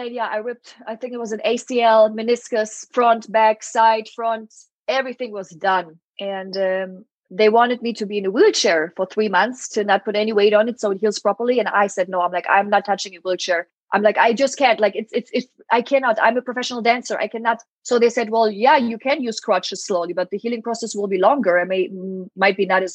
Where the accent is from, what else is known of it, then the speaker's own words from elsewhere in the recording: Germany; English is a second language; moved away; So I'm from Germany. My mom is Polish, and my mom always spoke Polish to me